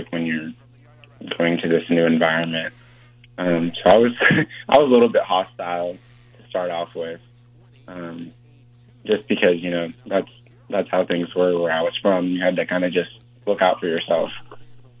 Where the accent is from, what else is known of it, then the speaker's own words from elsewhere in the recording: Grove, Oklahoma, United States; also born or lived in Ghana; I'm from Oklahoma